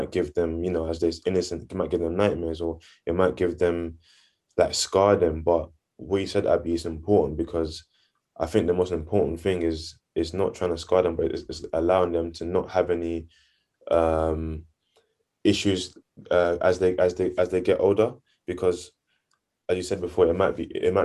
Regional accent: Nigeria; I'm Nigerian too, so I get that culture aspect

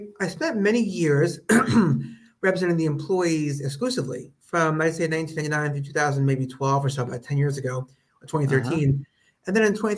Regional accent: Long Island, New York, United States; also born or lived in Brooklyn, New York; my parents moved to Long Island when I was a kid. So I grew up in a suburb of New York

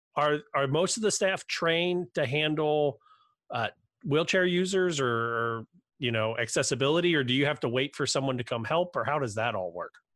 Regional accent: Cincinnati, Ohio, United States; I'm from Cincinnati.

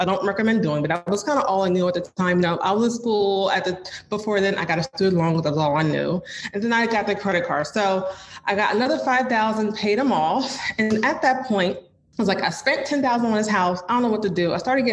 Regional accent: New Jersey, United States; moved away as an adult; now in Philadelphia, United States; I'm actually from New Jersey, but I moved to Philly

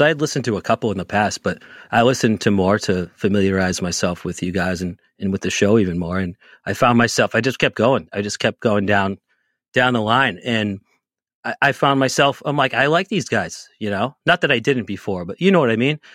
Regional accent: Boston, Massachusetts, United States; I'm from the Boston area

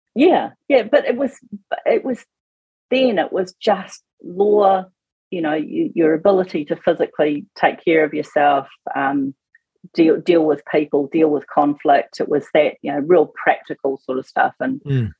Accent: Auckland, New Zealand; also born or lived in Northland; I'm an Aucklander

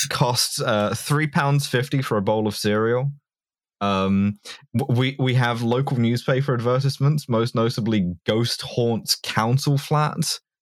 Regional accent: London, United Kingdom; I grew up in London

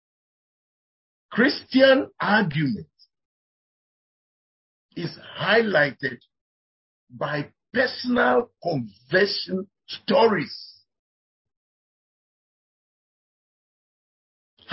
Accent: Volta, Ghana; I come from the Volta region of Ghana

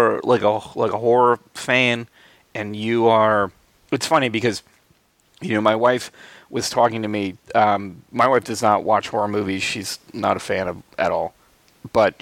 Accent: Albany, New York, United States; growing up in Albany, New York

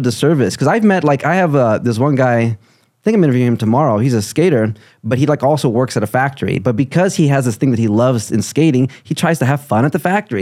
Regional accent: Chicago, Illinois, United States; also born or lived in Brazil; I grew up in Chicago

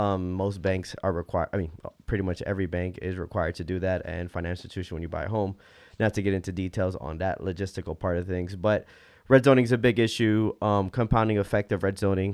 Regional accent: United States; all three of us were, um, growing up in American culture

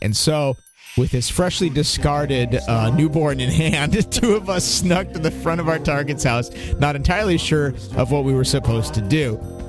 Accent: United Kingdom; I'm a Brit fag, and I had a quick perusal of the casual encounters

